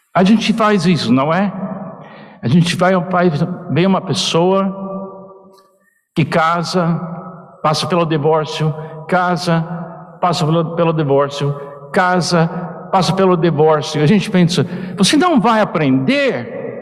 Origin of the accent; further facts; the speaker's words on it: United States; Portuguese is a second language; now in Portugal; eu como americano